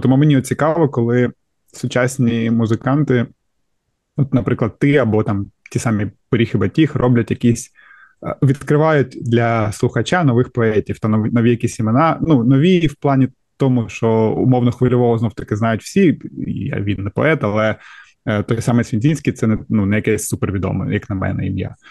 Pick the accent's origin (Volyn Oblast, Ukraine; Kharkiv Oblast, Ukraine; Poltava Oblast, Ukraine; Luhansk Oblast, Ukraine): Kharkiv Oblast, Ukraine; Kharkiv; я з Харкова і. Е, все життя там прожив